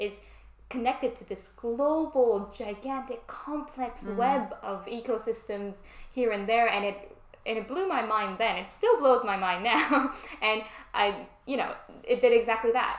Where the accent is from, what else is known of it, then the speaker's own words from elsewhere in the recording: Vancouver, British Columbia, Canada; moved away as an adult; now in United Kingdom; I grew up in Vancouver, Canada.